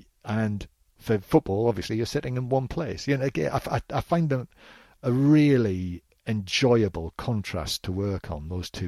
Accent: North East England, United Kingdom; I think I wish my accent was a little stronger.

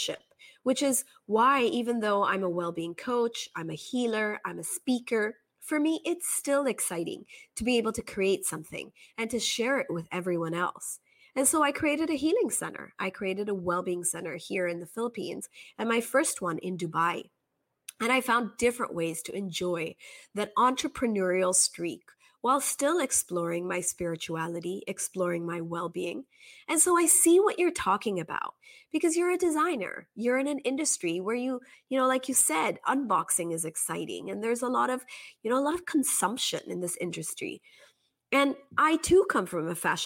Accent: Kobe, Hyogo, Japan; I grew up in Japan in a small town called Kobe

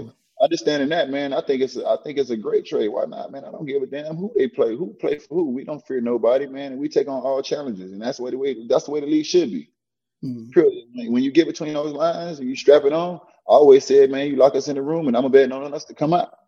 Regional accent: Miami, Florida, United States; I'm from Miami and born and raised here

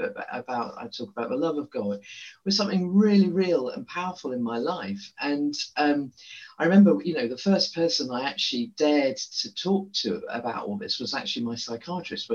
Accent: Guernsey; moved away as an adult; also born or lived in Paris; I grew up in Guernsey in the Channel Islands in quite a sheltered, conservative place.

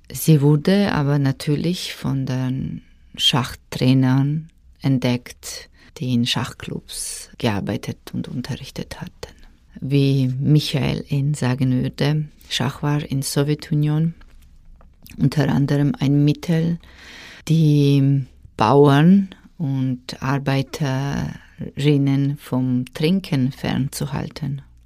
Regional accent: Georgia; German is a second language; moved away; Ich bin aufgewachsen in Georgien in einer Familie mit zwei Schwestern, mit Mutter und einer Tante

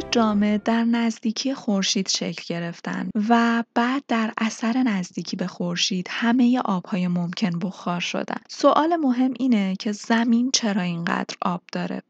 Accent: Iran; به عنوان یک ایرانی

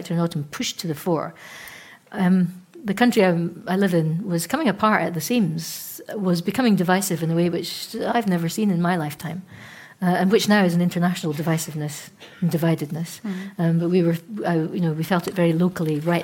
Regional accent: Scotland, United Kingdom; being Scottish

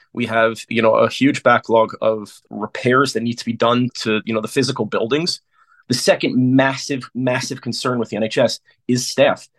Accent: United States; moved away as an adult; now in London, United Kingdom; I come from the United States, the land of private healthcare

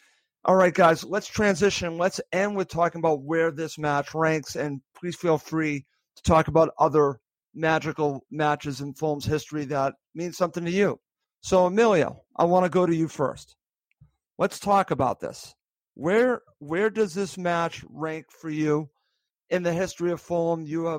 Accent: Boston, Massachusetts, United States; I'm from Boston

